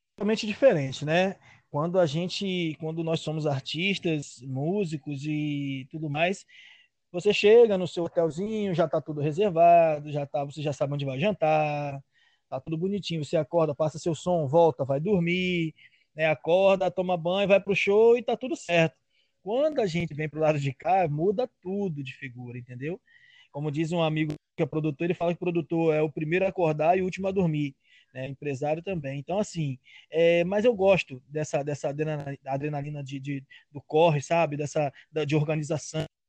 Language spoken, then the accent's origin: Portuguese; Rio de Janeiro, Brazil; em Campo Grande, que é uma região que eu morei lá, que eu nasci, que eu morava